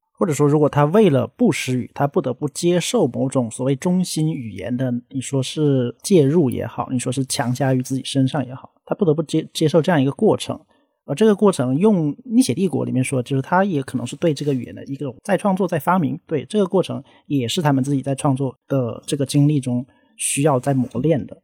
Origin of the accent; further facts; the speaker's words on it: Guangxi, China; moved away; 在广西长大